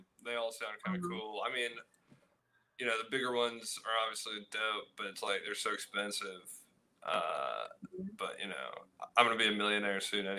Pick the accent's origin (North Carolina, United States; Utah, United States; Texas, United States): North Carolina, United States; Charlotte; now in Chapel Hill, United States; Where I'm from Charlotte, North Carolina.